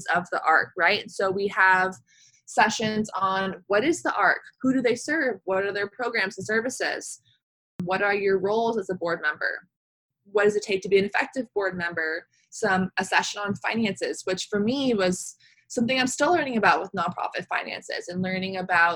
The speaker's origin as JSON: {"language": "English", "town": "Palo Alto", "region": "California", "country": "United States", "tie": "born or raised there", "said": "I grew up in Palo Alto, California, Northern California."}